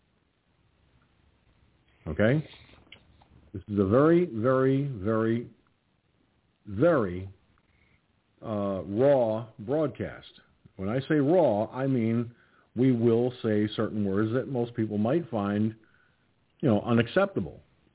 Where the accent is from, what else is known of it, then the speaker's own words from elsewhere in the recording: United States; I'm in America. I'm an American.